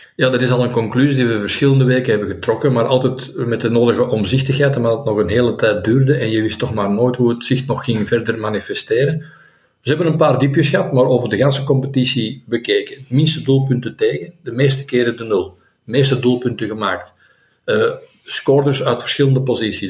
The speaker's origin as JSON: {"language": "Dutch", "country": "Belgium", "said": "als Belg"}